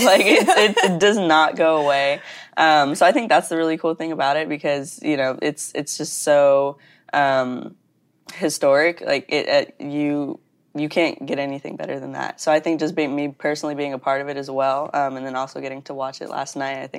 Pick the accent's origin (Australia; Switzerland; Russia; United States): United States; Texas; moved away as an adult; I am from Texas.